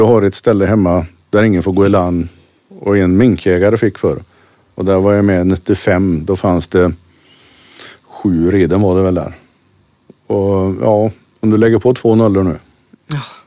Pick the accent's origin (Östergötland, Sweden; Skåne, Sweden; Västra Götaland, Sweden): Västra Götaland, Sweden; Kungshamn; jag bor strax utanför Kungshamn